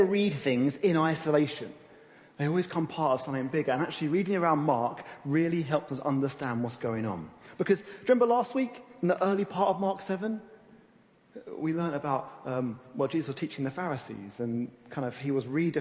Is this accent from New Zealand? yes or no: no; United Kingdom; we're British